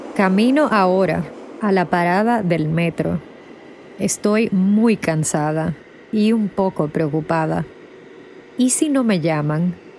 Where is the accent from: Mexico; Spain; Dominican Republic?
Dominican Republic; moved away as an adult; now in New York, United States; Soy de la República Dominicana, pero desde 2016 vivo en Nueva York